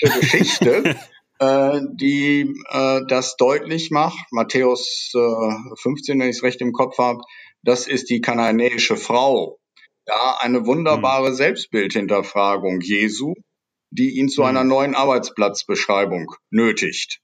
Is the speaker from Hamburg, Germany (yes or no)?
no; Nordhorn, Lower Saxony, Germany; moved away as an adult; also born or lived in Münster / Netherlands; ich bin geboren in Nordhorn, das ist die Kreisstadt der Grafschaft Bentheim, direkt an der holländischen Grenze